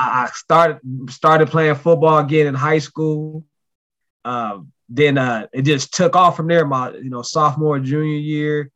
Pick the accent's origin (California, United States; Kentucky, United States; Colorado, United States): Colorado, United States; Denver; I'm originally from Denver, Colorado